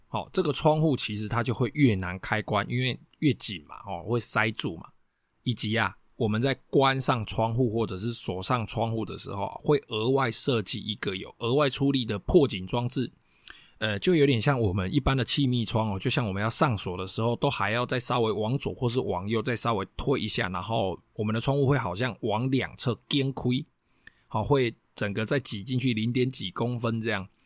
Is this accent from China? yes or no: no; Taiwan; 我们台湾人喜欢装的一些铁窗